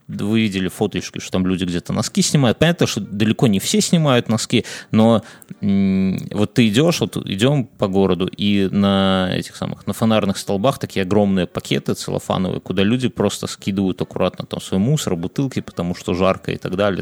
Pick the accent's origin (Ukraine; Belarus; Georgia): Belarus; я, я белорус